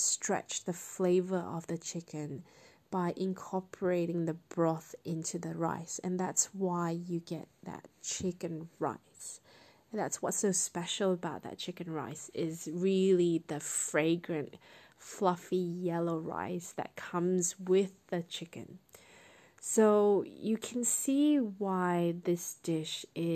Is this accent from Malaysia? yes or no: yes; Malaysia; now in Australia; growing up in Malaysia